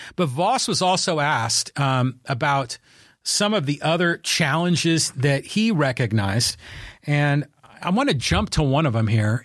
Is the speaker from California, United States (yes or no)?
yes; Poway, California, United States; my hometown of Poway and my community here in North County Inland